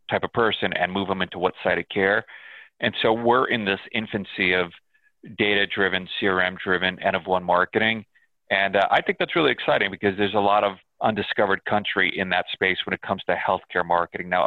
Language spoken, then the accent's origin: English; New York, United States; Uh, I'm a New Yorker. I'm a ah.